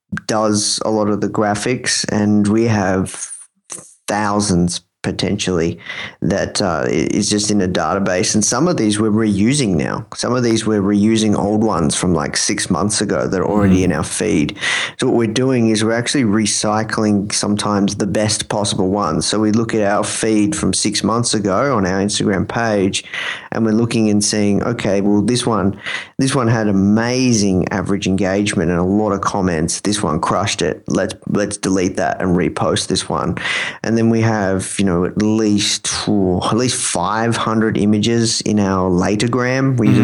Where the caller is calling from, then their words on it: Melbourne, Victoria, Australia; I'm calling from Melbourne, Australia.